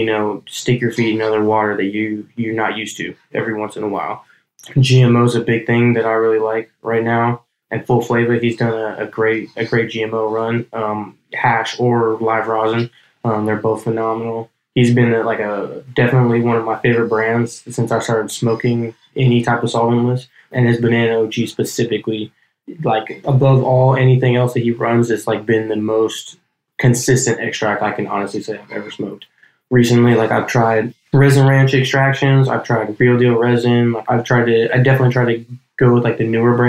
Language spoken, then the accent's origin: English; Hayward, California, United States; moved away; also born or lived in Colorado / Oakland, California; I was born and raised in Hayward